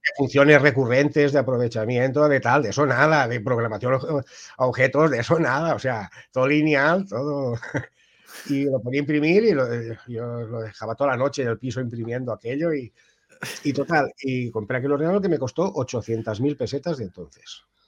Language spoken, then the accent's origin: Spanish; Ibi, Valencian Community, Spain; moved away as an adult; now in Tui, Spain; yo soy del pueblo de los juguetes, de Ibi